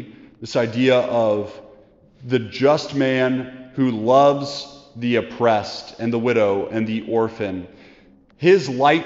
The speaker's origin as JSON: {"language": "English", "country": "United States", "said": "We live, as American disciples, a very individualistic lifestyle"}